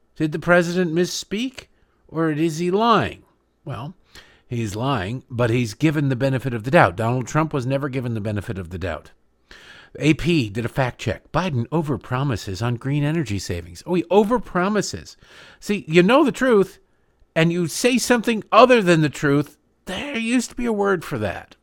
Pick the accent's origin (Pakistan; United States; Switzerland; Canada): United States; Michigan; I grew up in Michigan